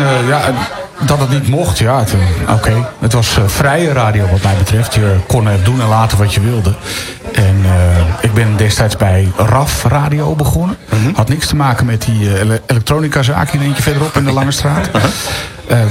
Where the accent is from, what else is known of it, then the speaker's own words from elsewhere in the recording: Leiden, South Holland, Netherlands; moved away; also born or lived in Gooi; Ik kwam namelijk uit Leiden